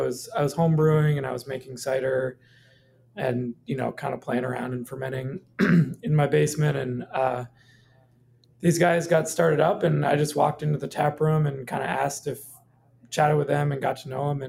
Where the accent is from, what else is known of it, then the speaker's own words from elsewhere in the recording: Maine, United States; moved away as an adult; also born or lived in Minneapolis; I grew up in Maine and, decided to move back with my family